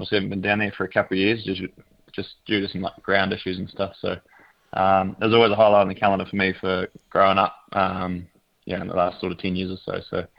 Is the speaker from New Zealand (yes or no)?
yes; Otago, New Zealand; I'm from Otago, grew up down there. My family, my wife's family, all from around here.